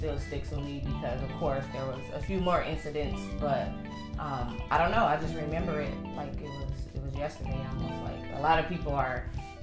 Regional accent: Milwaukee, Wisconsin, United States; moved away as an adult; also born or lived in Chicago, Illinois; now in Texas, United States; I was originally born in Chicago, raised in Milwaukee, Wisconsin.

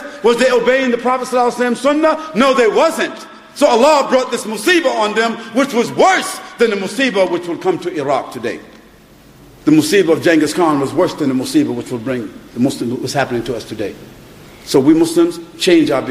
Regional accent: New York, United States; now in United Kingdom; I was born in Harlem, New York. So I know what drugs and prostitution is.

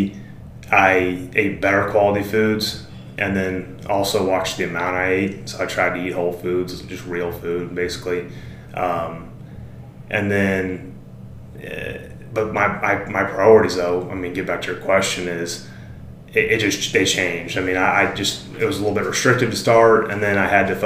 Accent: Springfield, Missouri, United States; I'm from Springfield.

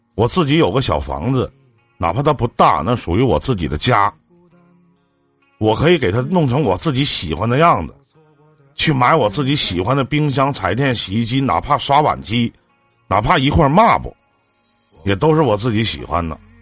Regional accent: Shenyang, Liaoning, China; 我家是沈阳的

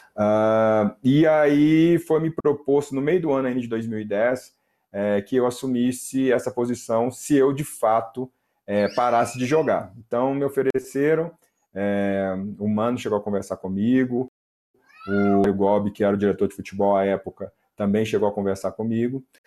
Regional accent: Belo Horizonte, Minas Gerais, Brazil; eu sou de Belo Horizonte

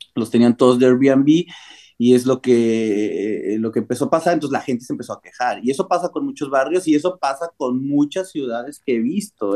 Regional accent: Mexico; moved away as an adult; also born or lived in Cancún, Mexico / Barcelona, Spain / Germany; now in United States; la primera vez que salí de México sí fue como a los 19 años

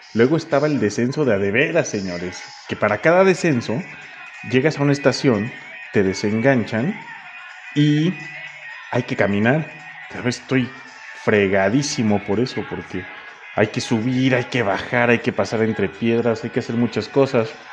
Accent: Toluca, State of Mexico, Mexico; mi tierra, a mi Toluquita amado

